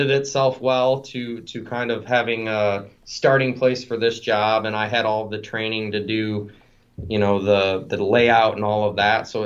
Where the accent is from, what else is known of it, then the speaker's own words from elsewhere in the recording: Mesick, Michigan, United States; I am. I'm from Mesick, uh, so about 30 miles south